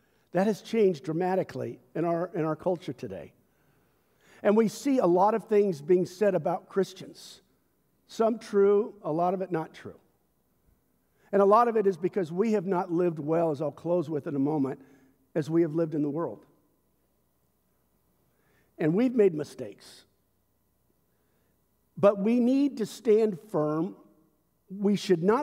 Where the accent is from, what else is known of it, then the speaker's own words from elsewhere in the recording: United States; My identity is not first and foremost as an American citizen, although I love my culture.